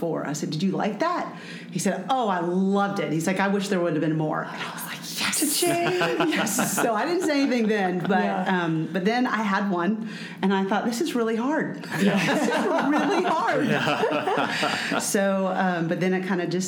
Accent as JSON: {"language": "English", "town": "Lakeland", "region": "Florida", "country": "United States", "tie": "born or raised there", "moved": "as an adult", "lives_now": "Atlanta, United States", "said": "I grew up in Lakeland, Florida"}